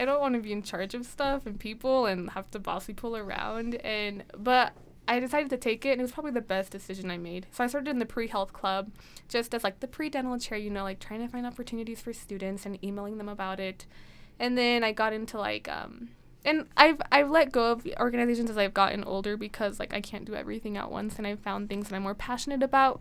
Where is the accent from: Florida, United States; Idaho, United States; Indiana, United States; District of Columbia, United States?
Idaho, United States; Blackfoot; I'm from the Blackfoot area